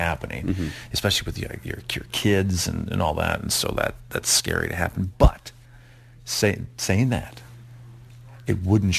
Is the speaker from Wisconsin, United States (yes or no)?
yes; Wisconsin, United States; now in Clarksville, Tennessee, United States; I grew up in Wisconsin following the Green Bay Packers